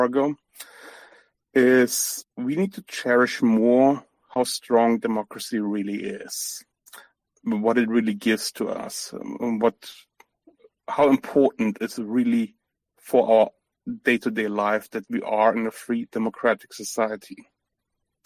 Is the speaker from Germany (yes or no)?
yes; Germany; I'm from Germany. I'm born, raised in Germany. My ancestry is all over Eastern Europe